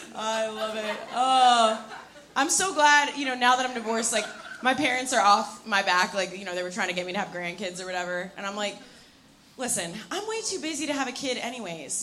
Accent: New York, United States; I'm here from New York

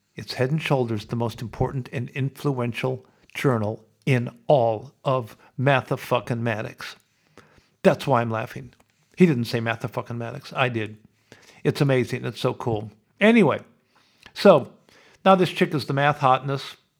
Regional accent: Sioux City, Iowa, United States; moved away as an adult; now in Australia; when I was growing up in Sioux City

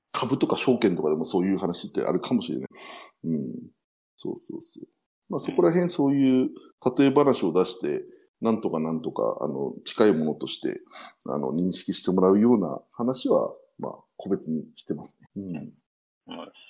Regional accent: Hakodate, Hokkaido, Japan; 地元の函館だと、まあ IT 系で、まあ地域面白くしようぜみたいな形でやっているコード4函館っていう団体ですね。

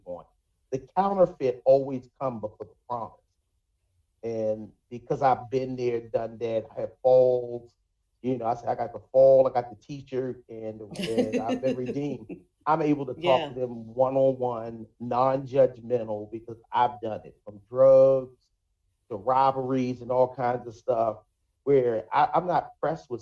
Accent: Baltimore, Maryland, United States; born and raised in Baltimore

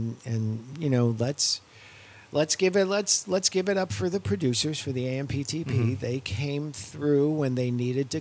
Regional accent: New York, United States; I'm from New York

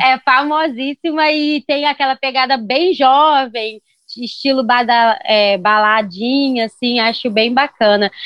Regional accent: Rio de Janeiro, Brazil; also born or lived in São Gonçalo; da onde eu sou, eu sou carioca, e moro em São Gonçalo

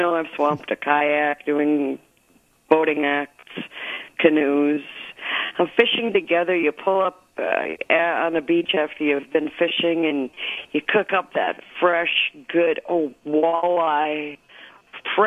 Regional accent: St. Paul, Minnesota, United States; also born or lived in Nisswa, Minnesota; I grew up in St. Paul, Minnesota

